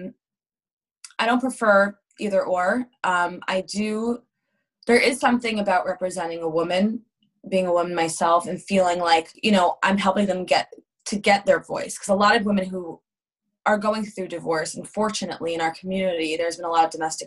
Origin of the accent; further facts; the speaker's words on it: Montclair, New Jersey, United States; I grew up in Montclair, New Jersey, which is the other side of New Jersey.